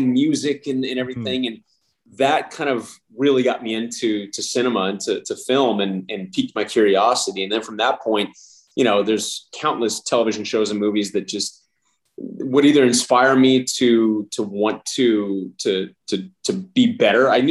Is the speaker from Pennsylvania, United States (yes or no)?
no; El Paso, Texas, United States; moved away as an adult; also born or lived in Lubbock, Texas; now in Los Angeles, United States; I was born in Lubbock, Texas. And then I grew up for the most part in El Paso, Texas.